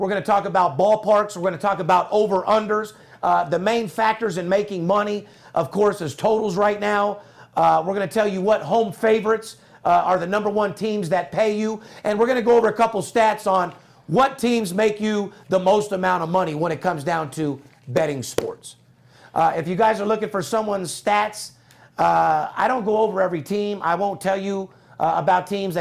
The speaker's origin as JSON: {"language": "English", "town": "Las Vegas", "region": "Nevada", "country": "United States", "tie": "born or raised there", "said": "I love being born and raised in Las Vegas"}